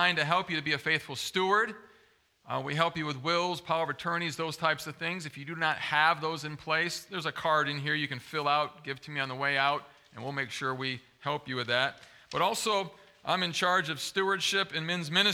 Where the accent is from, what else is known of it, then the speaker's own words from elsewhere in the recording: Zeeland, Michigan, United States; I grew up in West Michigan, over by Zeeland